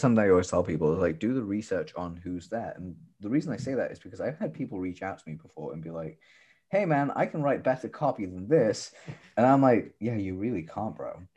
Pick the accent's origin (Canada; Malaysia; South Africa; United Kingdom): United Kingdom